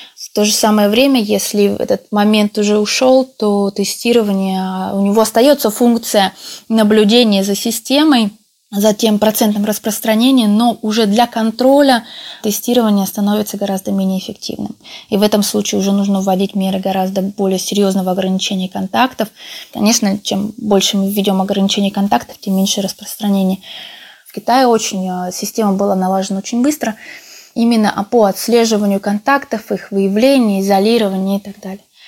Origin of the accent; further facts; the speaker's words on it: Tomsk, Tomsk Oblast, Russia; now in Italy; по происхождению я родилась в Томске, в Сибири